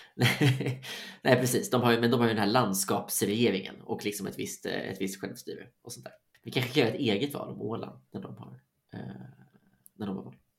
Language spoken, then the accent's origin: Swedish; Sweden; som svensk